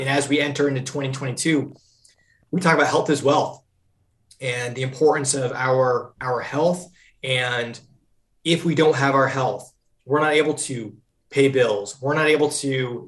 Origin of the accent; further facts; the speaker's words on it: Vermont, United States; moved away as an adult; also born or lived in New Hampshire; now in Charlotte, United States; I'm from Vermont originally, grew up in Vermont, loved it there